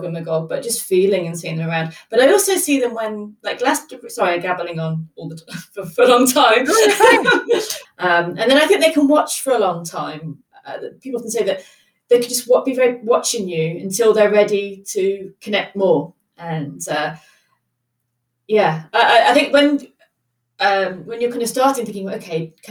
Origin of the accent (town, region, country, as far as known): England, United Kingdom